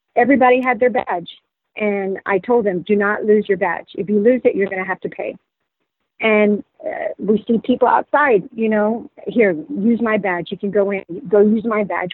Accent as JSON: {"language": "English", "region": "Texas", "country": "United States", "tie": "born or raised there", "also_born_or_lived": "San Antonio", "moved": "as an adult", "lives_now": "Los Angeles, United States", "said": "I was born and raised in Texas"}